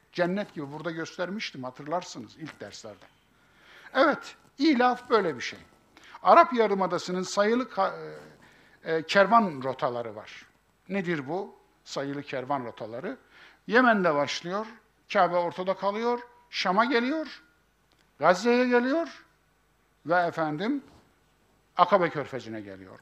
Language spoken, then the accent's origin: Turkish; Kayseri Province, Turkey; bizim Kayseri İpek yolunun üzerindedir.